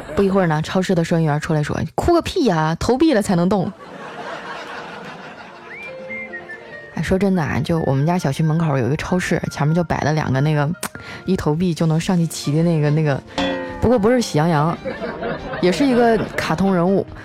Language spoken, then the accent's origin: Chinese; Northeast China, China; moved away; 你这个季节去我们那边已经下大雪了